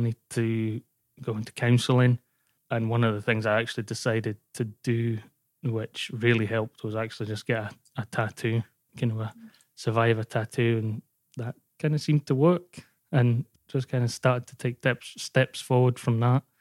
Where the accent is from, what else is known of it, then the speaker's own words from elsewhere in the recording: Scotland, United Kingdom; moved away; also born or lived in Wales / Glasgow; I moved back up to Scotland 'cause I'm originally from Scotland and then we moved down to Wales and I kinda made my way home back up.